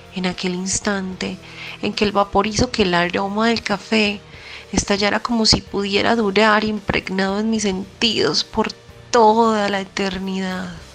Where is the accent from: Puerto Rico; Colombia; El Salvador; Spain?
Colombia; nosotros como colombianos